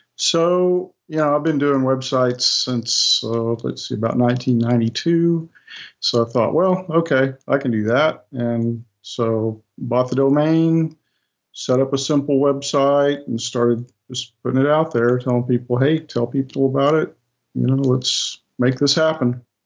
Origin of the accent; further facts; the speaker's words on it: United States; in the United States, we have a holiday called Thanksgiving